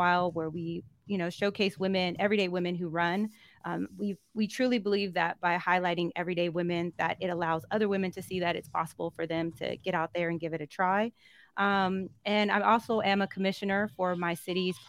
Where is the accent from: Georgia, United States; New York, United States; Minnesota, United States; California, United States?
California, United States; Antioch; I am from Antioch, California, West Coast